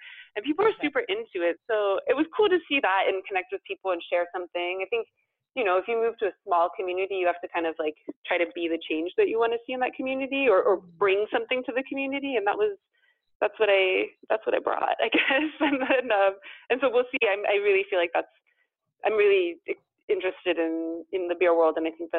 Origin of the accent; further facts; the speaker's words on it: California, United States; moved away as an adult; also born or lived in Pacific Northwest; now in Paris, France; growing up in California, but then also going to school in the Pacific Northwest, which has such a like rich craft beer culture and history. And then moving to Paris